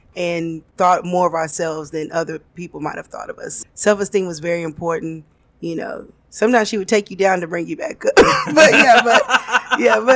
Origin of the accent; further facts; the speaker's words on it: McKinney, Texas, United States; I am born and raised McKinney, Texas, right outside of Dallas, north of DFW.